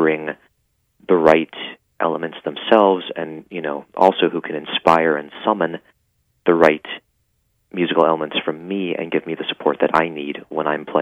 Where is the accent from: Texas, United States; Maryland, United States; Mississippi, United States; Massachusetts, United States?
Maryland, United States; Rockville; moved away as an adult; also born or lived in Washington, D.C. / New York; I grew up in Rockville, Maryland, mm-hmm. Went to school in D.C., and I was there until I graduated from high school. Then I came to New York for college.